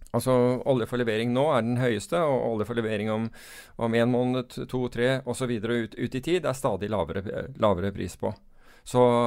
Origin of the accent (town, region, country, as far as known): United Kingdom; now in Norway